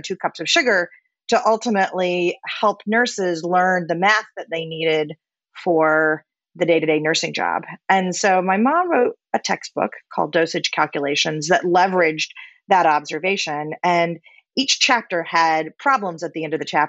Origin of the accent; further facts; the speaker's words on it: Orlando, Florida, United States; I grew up in Orlando, Florida